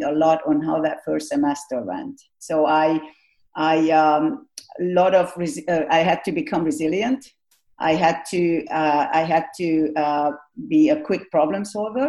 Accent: Hungary; Growing up in Hungary

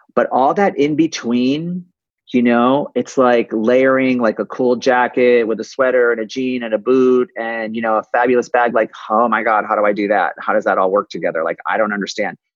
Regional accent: West Hartford, Connecticut, United States; my mom had a clothing store when I was growing up in West Hartford, Connecticut

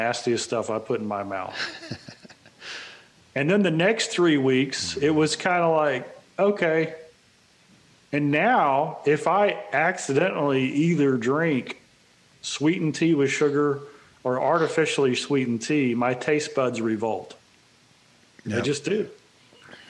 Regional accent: Texas, United States; I'm from Texas, and mom and dad from Mississippi.

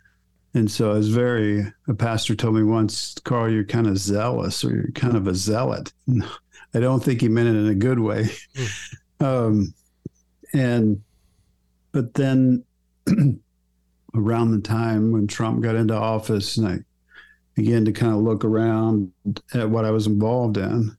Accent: Oklahoma, United States; I was raised in Oklahoma

